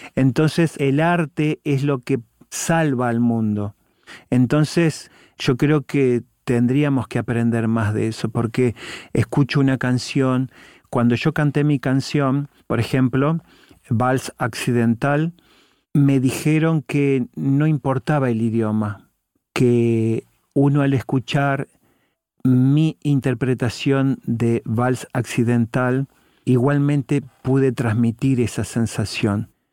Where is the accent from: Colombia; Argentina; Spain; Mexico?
Argentina; Paraná, Entre Ríos; Paraná, de donde soy, la ciudad de donde soy.